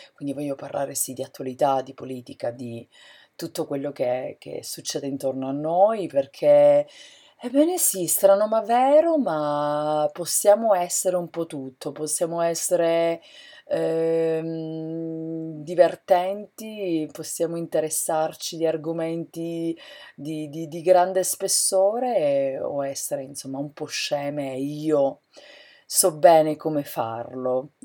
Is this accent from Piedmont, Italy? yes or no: no; San Cataldo, Sicily, Italy; moved away as an adult; also born or lived in Catania, Italy; now in United States; Sono siciliana, della provincia di Caltanissetta, un paese che si chiama San Cataldo, a pochi chilometri da Caltanissetta